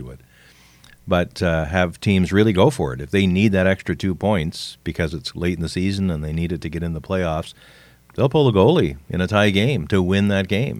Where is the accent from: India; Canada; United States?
Canada; I'm a Canadian